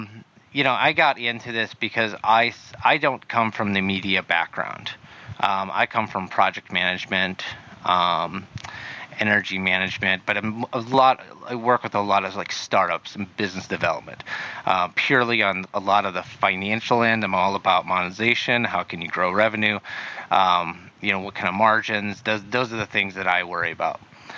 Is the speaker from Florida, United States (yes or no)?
no; South Dakota, United States; moved away as an adult; now in Arizona, United States; South Dakota, military.